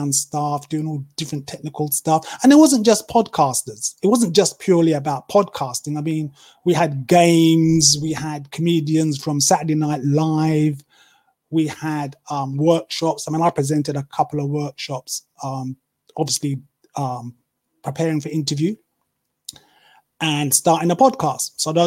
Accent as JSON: {"language": "English", "country": "United Kingdom", "accent": "British", "said": "they're very taken with my accent, because obviously I'm British"}